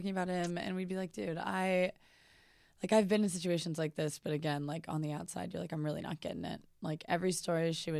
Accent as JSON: {"language": "English", "town": "New Orleans", "region": "Louisiana", "country": "United States", "tie": "born or raised there", "moved": "yes", "said": "I'm from New Orleans"}